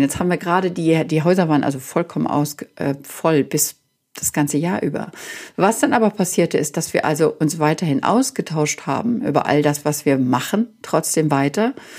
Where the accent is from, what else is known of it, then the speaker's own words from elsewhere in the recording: Germany; now in United States; dass ich als Deutsche geboren wurde